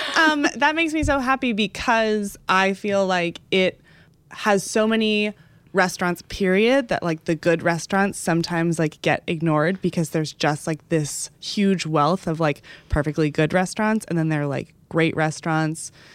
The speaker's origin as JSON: {"language": "English", "town": "Dallas", "region": "Texas", "country": "United States", "tie": "born or raised there", "moved": "yes", "said": "the last couple times that I've gone home to Dallas"}